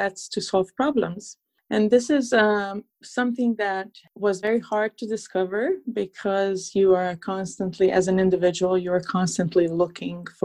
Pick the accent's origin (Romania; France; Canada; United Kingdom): Romania; Transylvania; English is a second language; moved away as an adult; also born or lived in upstate New York, United States; now in New York, United States; I was born and raised in Transylvania, Romania.